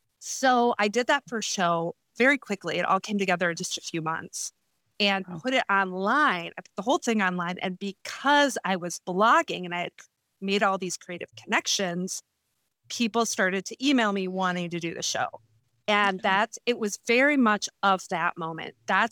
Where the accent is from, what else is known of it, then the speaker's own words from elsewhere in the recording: Madison, Wisconsin, United States; also born or lived in Chicago; we moved back to my hometown of Madison, Wisconsin.